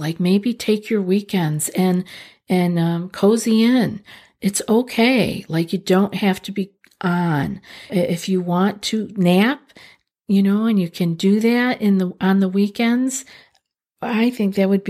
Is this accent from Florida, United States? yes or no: no; New York, United States; I'm from Central New York. I know what it means to not be able to have access to sunlight.